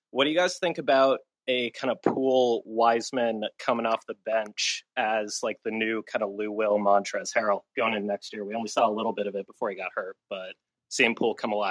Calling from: Ireland; I'm calling in from Ireland.

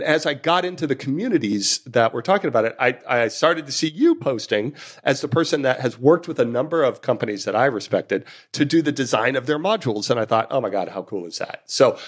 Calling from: London, United Kingdom; I'm recording from London and right in the dead center of the city

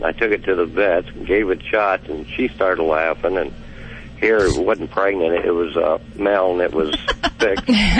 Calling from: Ohio, United States

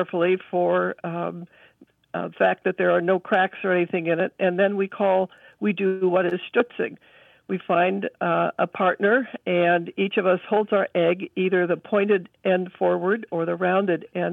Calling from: Adirondack Mountains, New York, United States; I'm calling from Screw Lake, New York, which is in the east central Adirondack Mountains of New York State

